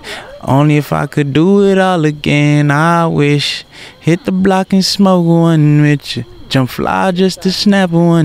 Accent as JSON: {"language": "English", "town": "New York City", "region": "New York", "country": "United States", "moved": "yes", "said": "I originally I'm from Brooklyn, New York."}